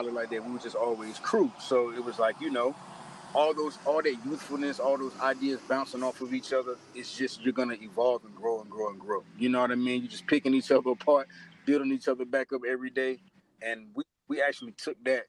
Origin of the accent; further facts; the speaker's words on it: Henderson, North Carolina, United States; I was born in Henderson. I was born, we were all born in Henderson.